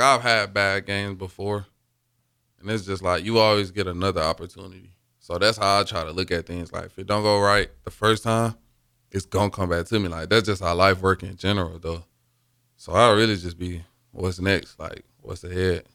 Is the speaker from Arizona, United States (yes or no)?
no; Mobile, Alabama, United States; moved away as an adult; now in Lincoln, United States; my hometown, Mobile.